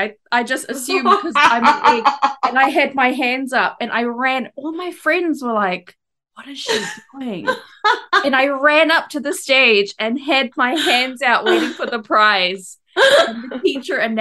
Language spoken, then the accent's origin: English; East Coast, Malaysia; so I went to school in Malaysia and I grew up on the East Coast.